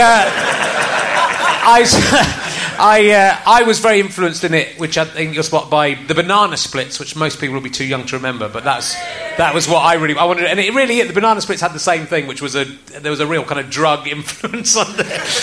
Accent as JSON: {"language": "English", "town": "Cheddar", "region": "South West England", "country": "United Kingdom", "tie": "born or raised there", "also_born_or_lived": "Loughborough", "said": "I moved from Loughborough when I was eight to Cheddar"}